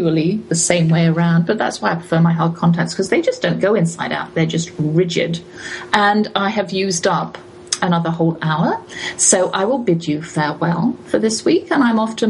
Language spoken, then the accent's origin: English; England, United Kingdom; as an English person